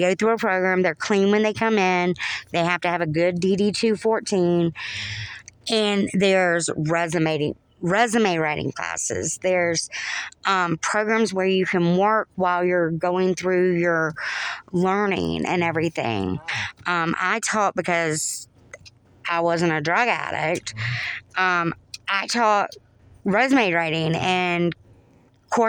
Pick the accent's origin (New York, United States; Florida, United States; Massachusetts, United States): Florida, United States; North; accent: southern; moved away; also born or lived in New Jersey; I've got this southern accent. Uh-huh. I'm from North Florida